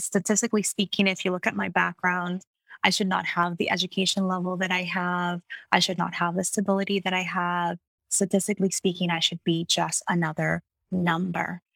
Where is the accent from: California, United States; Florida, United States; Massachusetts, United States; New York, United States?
Florida, United States; Miami; also born or lived in Kissimmee, Florida; I was born in Miami, Florida, and I spent most of my childhood there